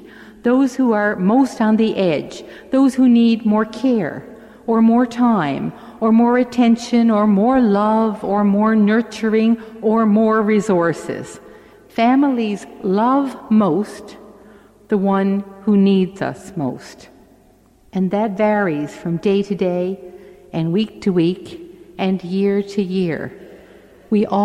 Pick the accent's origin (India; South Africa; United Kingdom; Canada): Canada; St. John's, Newfoundland and Labrador; I grew up in St. John's in a three-bedroom house